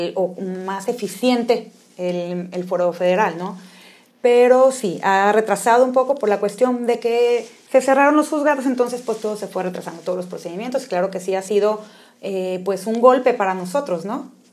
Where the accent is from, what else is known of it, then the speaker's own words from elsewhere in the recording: Mexico; somos mexicanos